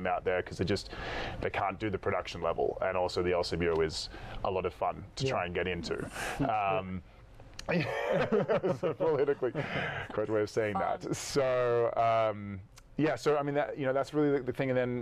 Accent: Australia; accent: Australian; My Australian accent

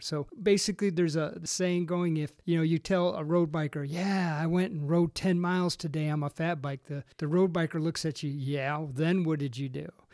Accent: Racine, Wisconsin, United States; moved away; also born or lived in Michigan / Texas; I was originally from, uh, Racine, Wisconsin, ended up in Michigan.

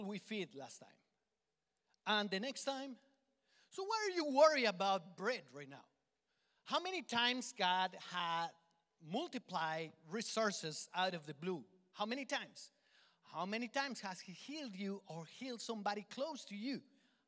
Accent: Colombia; accent: Colombian; English is a second language; moved away; my Colombian accent

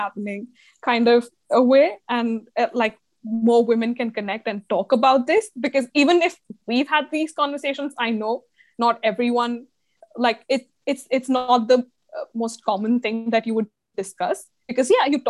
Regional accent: Mumbai, Maharashtra, India; I grew up in Mumbai

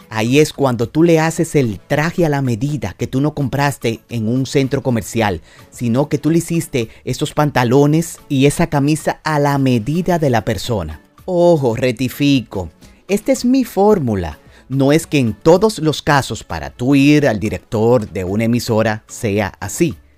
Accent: Dominican Republic; como decimos en mi país, en República Dominicana

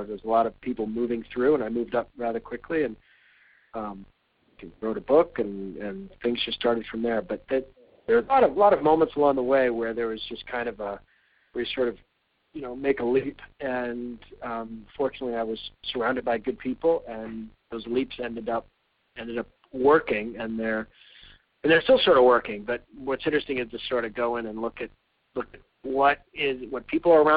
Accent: Alaska, United States; moved away; I grew up in Alaska

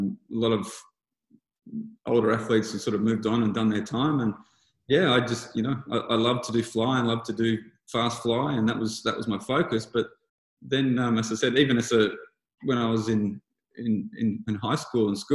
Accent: Lismore, New South Wales, Australia; I grew up in Lismore, New South Wales

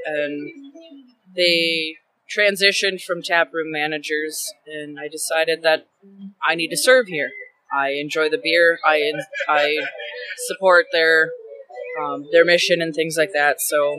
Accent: Wisconsin, United States; I was born and raised in Wisconsin.

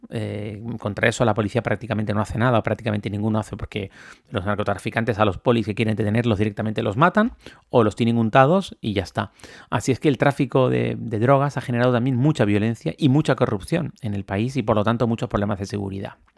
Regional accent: Canary Islands, Spain; cuando yo ejercía como periodista político y hacía entrevistas políticas aquí en una televisión de mi tierra

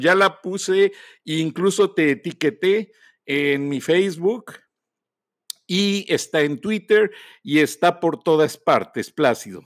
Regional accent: Acámbaro, Guanajuato, Mexico; Yo jugaba de niño en Acámbaro, en las banquetas

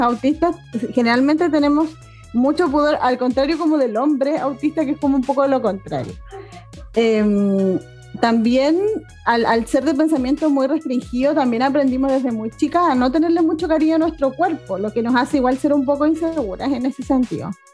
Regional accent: Chile; aquí en Chile

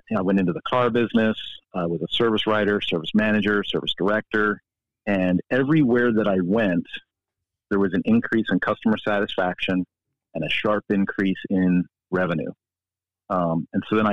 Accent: Philadelphia, Pennsylvania, United States; now in New Mexico, United States; I grew up in Philadelphia, and one of my first jobs as a young man was working at Montgomeryville Cycle Center

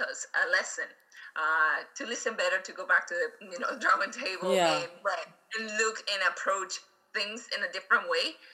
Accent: Venezuela; English is a second language; moved away; We are from Venezuela. And we're also immigrants.

